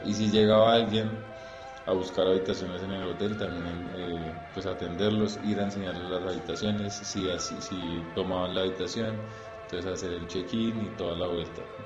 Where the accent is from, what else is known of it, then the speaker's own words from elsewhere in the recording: Colombia; nosotros como colombianos